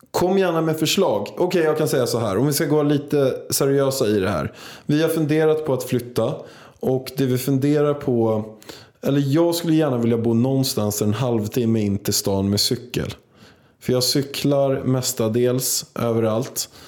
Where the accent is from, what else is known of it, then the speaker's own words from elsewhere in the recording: Vaxholm, Stockholm County, Sweden; För att min mormor kommer från Vaxholm.